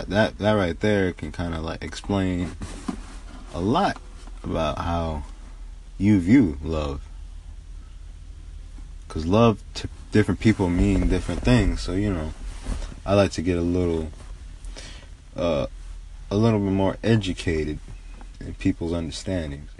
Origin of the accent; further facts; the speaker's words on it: United States; growing up in America, we learn that propaganda sells quickly.